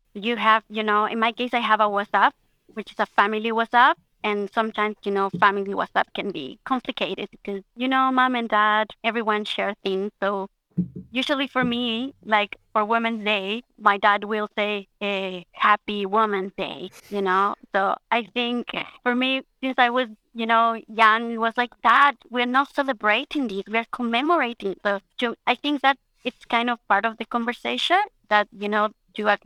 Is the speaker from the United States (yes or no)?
no; Chile; moved away as an adult; now in Australia; I'm from Chile. I'm also Australian